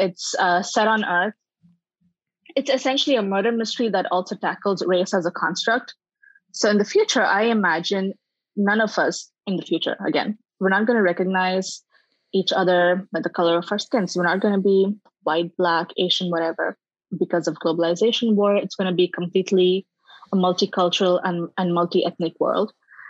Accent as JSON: {"language": "English", "region": "Dubai", "country": "United Arab Emirates", "tie": "born or raised there", "also_born_or_lived": "India / Bangalore, India", "first_language": "English", "moved": "as an adult", "lives_now": "California, United States", "said": "I was born in India. Yep. Okay. Lived there for a little bit and then moved to Dubai with my family. Spent most of my childhood there before I moved to India, where I was a journalist."}